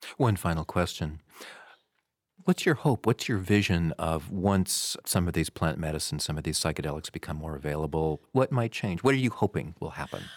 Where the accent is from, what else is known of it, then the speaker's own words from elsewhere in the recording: Madison, Wisconsin, United States; my hometown of Madison